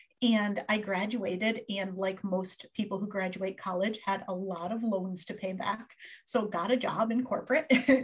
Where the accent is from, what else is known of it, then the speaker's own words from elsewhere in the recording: Connecticut, United States; I grew up in Connecticut, still live here a whole lot of years later